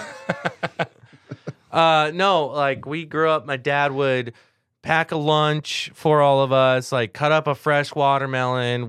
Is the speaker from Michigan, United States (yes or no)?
no; Southern California, United States; I grew up in Southern California.